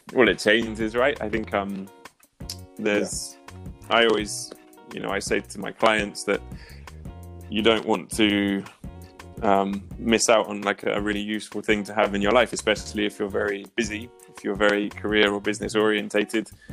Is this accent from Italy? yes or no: no; near Oxford, South East England, United Kingdom; moved away as an adult; also born or lived in United States; now in Prague, Czech Republic; originally, I'm from the UK, so I was born near Oxford.